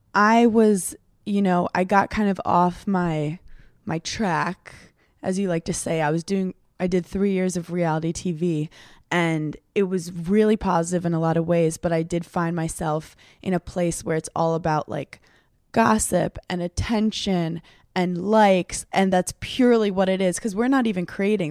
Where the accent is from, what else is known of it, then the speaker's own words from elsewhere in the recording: New York City, New York, United States; where I grew up in Brooklyn